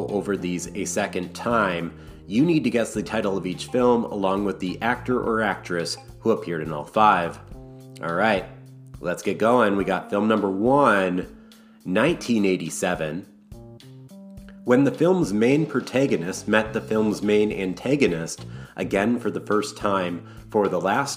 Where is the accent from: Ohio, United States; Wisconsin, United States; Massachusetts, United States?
Wisconsin, United States; my home state of Wisconsin